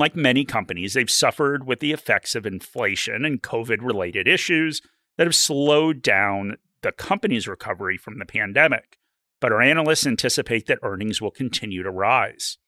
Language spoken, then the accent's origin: English; Australia; I'm an Australian